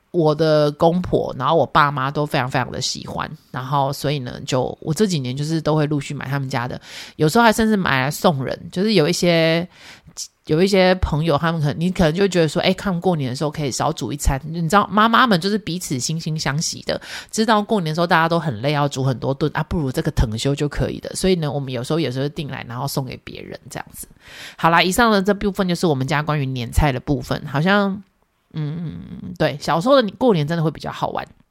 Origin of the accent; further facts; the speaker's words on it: Yunlin County, Taiwan; moved away; 我是来自云林，就我们娘家， 我娘家在云林